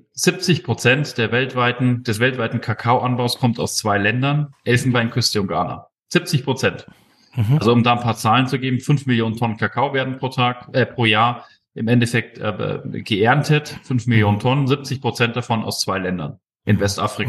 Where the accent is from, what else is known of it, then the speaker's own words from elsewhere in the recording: Munich, Bavaria, Germany; bin ja aus München